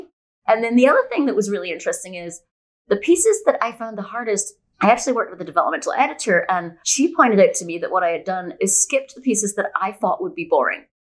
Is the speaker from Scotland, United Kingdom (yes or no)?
yes; Scotland, United Kingdom; also born or lived in Bay Area, California, United States; now in Puerto Escondido, Mexico; I'm originally from Scotland, but after 20 years in the Bay Area, for the last seven years, my hubby and I have been nomadic